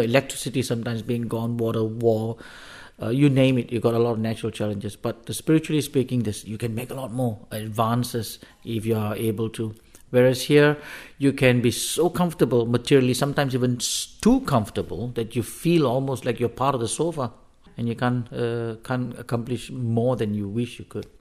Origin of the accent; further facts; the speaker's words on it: Singapore; moved away as an adult; also born or lived in Africa / Denmark; now in Copenhagen, Denmark; I come from Singapore, at least that was where I was born and raised.